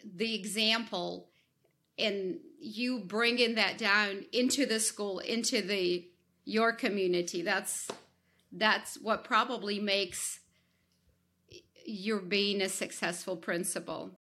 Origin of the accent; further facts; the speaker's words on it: Ukraine; moved away; I, I, I come, I come from Ukraine